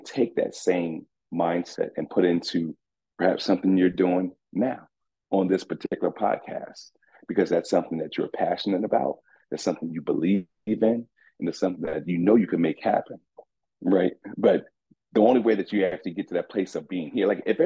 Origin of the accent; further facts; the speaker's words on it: Orlando, Florida, United States; now in Atlanta, United States; I'm from Rock Lake, man. Rock Lake, West Orlando